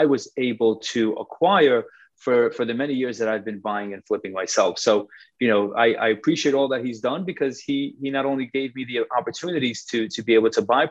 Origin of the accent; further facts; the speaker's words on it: New York City, New York, United States; I'm actually originally from Forest Hills